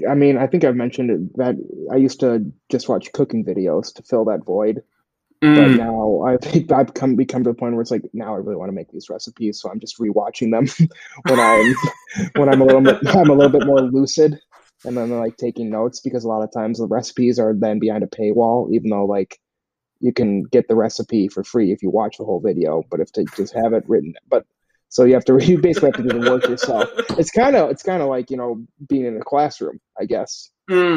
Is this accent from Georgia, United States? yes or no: no; Minnesota, United States; I'm from Minnesota, Jewish family, dry humor.